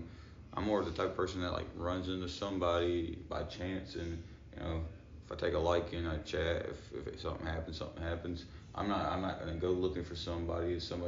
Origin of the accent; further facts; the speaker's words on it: Shreveport, Louisiana, United States; also born or lived in Minden, Louisiana; Born and raised Webster Parish, Shreveport, Louisiana. Actually, Minden, but I grew up in Shreveport.